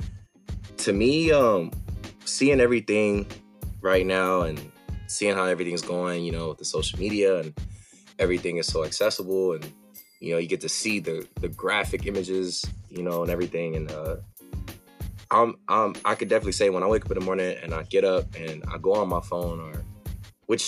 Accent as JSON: {"language": "English", "town": "Los Angeles", "region": "California", "country": "United States", "tie": "born or raised there", "said": "I'm from Los Angeles, California, specifically the Crenshaw District. That's what it is. I mean, I was born and raised in the city"}